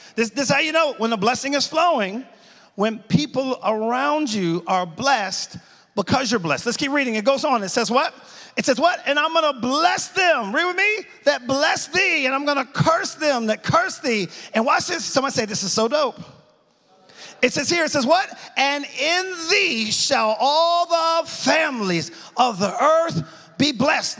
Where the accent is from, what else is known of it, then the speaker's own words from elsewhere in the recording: Dover, Delaware, United States; moved away; Born and raised in Dover, Delaware, went to Delaware State College